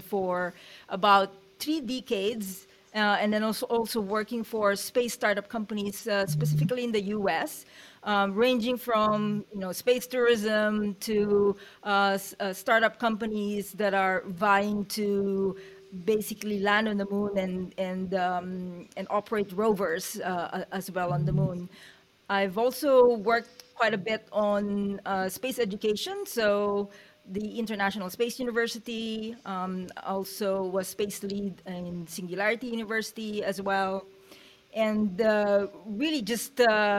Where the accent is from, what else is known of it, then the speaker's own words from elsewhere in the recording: Philippines; also born or lived in United States; now in New Zealand; I'm Filipino, and I kind of like moved around in four continents before immigrating to the United States maybe about 25 years ago. And then I moved to New Zealand about 4 years ago